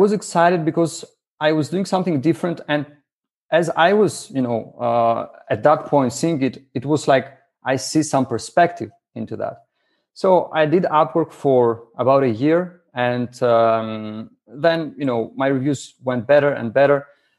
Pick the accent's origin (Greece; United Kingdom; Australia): Greece; English is a second language; I'm from Greece.